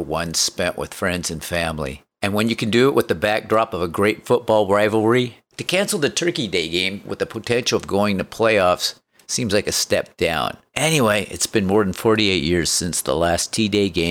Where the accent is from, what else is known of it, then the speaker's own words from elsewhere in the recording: Aberdeen, Washington, United States; growing up in Aberdeen